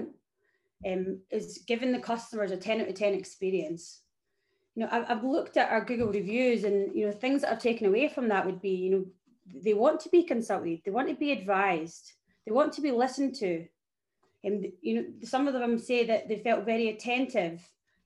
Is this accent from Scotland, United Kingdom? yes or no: yes; Scotland, United Kingdom; moved away as an adult; now in Melbourne, Australia; I am Scottish